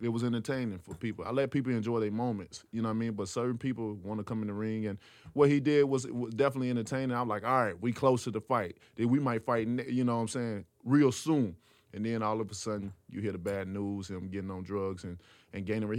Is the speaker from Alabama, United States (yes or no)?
yes; Tuscaloosa, Alabama, United States; I'm from Tuscaloosa, Alabama, so we all about football and basketball